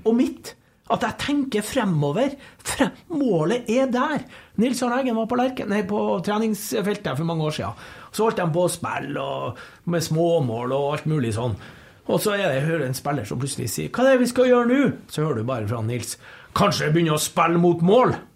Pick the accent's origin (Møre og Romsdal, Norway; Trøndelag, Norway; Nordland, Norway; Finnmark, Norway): Nordland, Norway; Bodø; also born or lived in Lofoten; now in Trondheim, Norway; jeg er nordlending. Sånn ville jeg født i Lofoten, flytta til Bodø to og et halvt år. Men jeg har jo bodd lenger i Trondheim uh, enn jeg har bodd i Bodø.